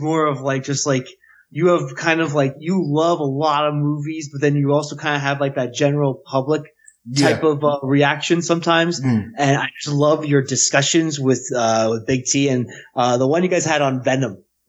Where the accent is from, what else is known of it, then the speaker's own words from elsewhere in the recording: United States; I grew up in New York and New Jersey